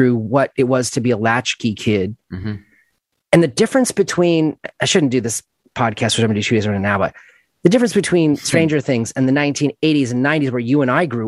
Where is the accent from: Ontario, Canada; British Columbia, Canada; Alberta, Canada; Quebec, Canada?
Ontario, Canada; Toronto; moved away as an adult; also born or lived in Mississauga, Ontario; now in Los Angeles, United States; I grew up in Mississauga until I was five. And then I moved to Etobicoke, land of Rio Statics and Doug Ford.